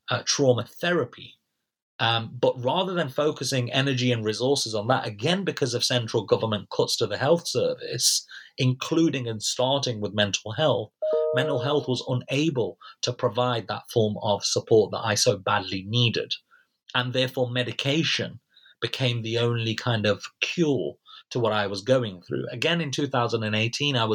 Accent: United Kingdom; as British citizens

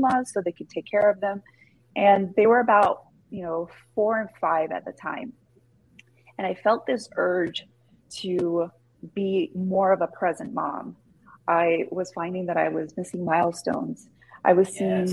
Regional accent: Los Angeles, California, United States; born and raised

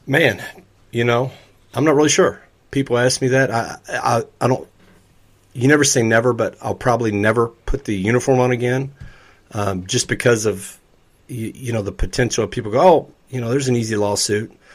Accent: Louisville, Kentucky, United States; born or raised there

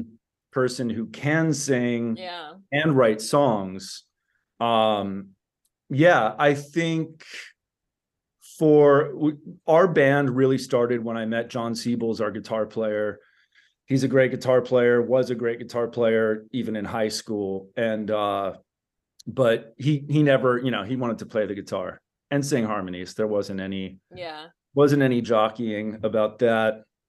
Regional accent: La Crescenta, California, United States; also born or lived in New York City / Miami, Florida; I was born in New York City, moved when I was young, like 4 years old, to Miami, Florida. And then we moved out here right before the sixth grade for me, which I think was like 1990 thereabouts. I grew up in La Crescenta

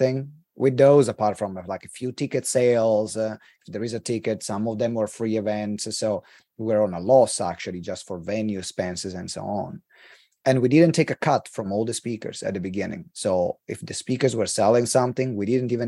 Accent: Italy; accent: Italian; English is a second language; moved away as an adult; also born or lived in United Kingdom; English is not my first language.

